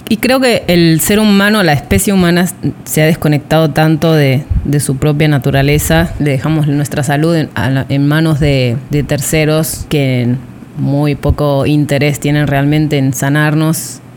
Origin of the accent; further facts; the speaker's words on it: Argentina; moved away as an adult; now in Riviera Maya, Mexico; Trece años en México y principalmente en la Riviera Maya, así que somos, argentinas mayas.